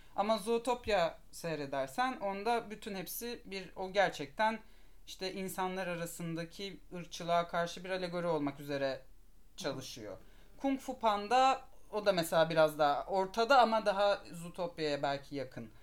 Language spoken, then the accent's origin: Turkish; Istanbul, Turkey; İstanbulluyum. İstanbul'da doğdum, büyüdüm.